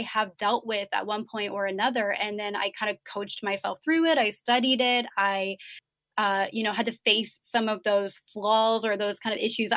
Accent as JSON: {"language": "English", "country": "United States", "said": "being American"}